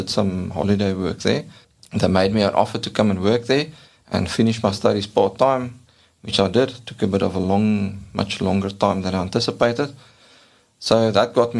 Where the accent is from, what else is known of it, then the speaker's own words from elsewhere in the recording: Ladysmith, KwaZulu-Natal, South Africa; moved away as an adult; also born or lived in Sasolburg; I was born in Ladysmith in KwaZulu-Natal. I went to school there, primary school, high school